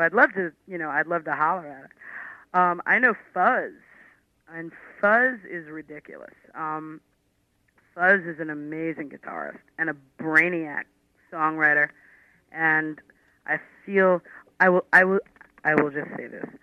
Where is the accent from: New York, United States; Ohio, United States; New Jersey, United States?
New York, United States; New York City; When you're from Queens and Brooklyn, you, you pronounce things wrong